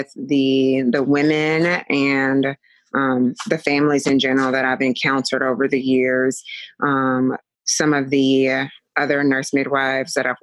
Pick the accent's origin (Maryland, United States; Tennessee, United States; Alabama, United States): Tennessee, United States; Chattanooga; now in Las Vegas, United States; I am originally from Chattanooga, Tennessee. I currently live in Las Vegas.